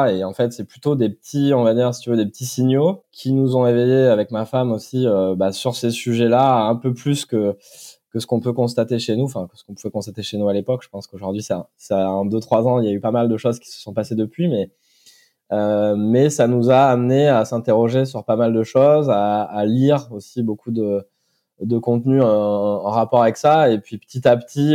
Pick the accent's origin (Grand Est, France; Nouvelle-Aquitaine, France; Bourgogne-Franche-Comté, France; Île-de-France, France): Nouvelle-Aquitaine, France; Brive-la-Gaillarde; je suis originaire de Corrèze, de Brive-la-Gaillarde, précisément